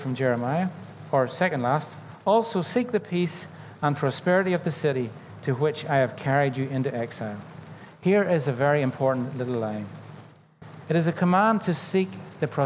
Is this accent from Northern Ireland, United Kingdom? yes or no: yes; Northern Ireland, United Kingdom; When I was growing up in Northern Ireland, I grew up in the era of the Troubles